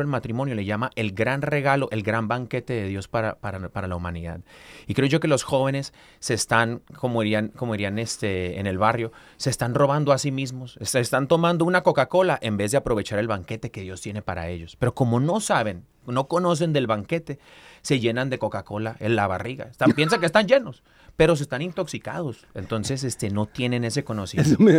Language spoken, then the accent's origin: Spanish; Mexico; Como buen mexicano